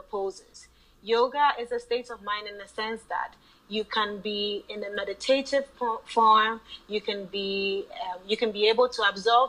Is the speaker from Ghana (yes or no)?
yes; Ghana; moved away as an adult; also born or lived in Chicago, Illinois, United States; I lived in Chicago, Illinois, but I was born and raised in Ghana